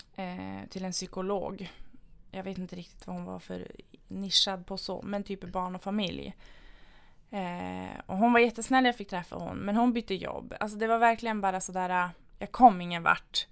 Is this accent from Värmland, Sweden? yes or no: no; Luleå, Norrbotten County, Sweden; moved away as an adult; now in Piteå, Sweden; är från Luleå från början